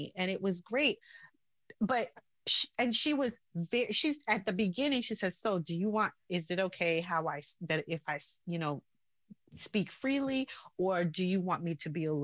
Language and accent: English; New York City, New York, United States; born or raised there; also born or lived in Salt Lake City, Utah, United States